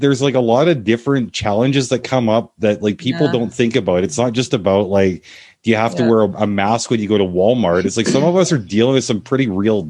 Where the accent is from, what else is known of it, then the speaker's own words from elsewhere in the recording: Canada; she's American, I'm Canadian